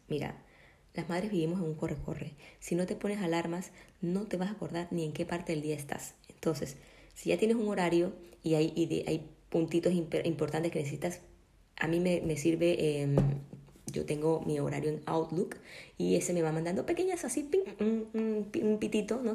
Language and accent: Spanish; Colombia; now in Ecuador; yo por ejemplo vivo acá en Ecuador, yo soy de Colombia, no tengo a mi familia